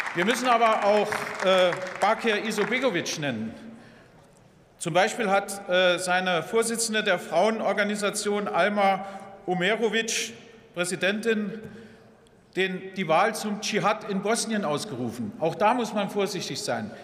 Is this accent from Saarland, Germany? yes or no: yes; Welschbach, Saarland, Germany; in meinen Heimatort kamen, Welschbach, 1200 Einwohner